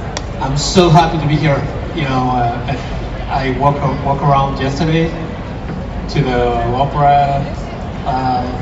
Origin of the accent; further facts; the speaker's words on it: Mexico; I'm from Mexico, and I work for Marvel Comics.